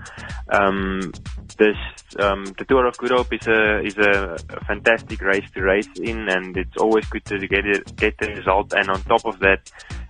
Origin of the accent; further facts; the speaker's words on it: Western Cape, South Africa; I've been racing some league races in the Western Cape. And yeah, it's always important for me to perform as good as I can in the Western Cape, in my hometown.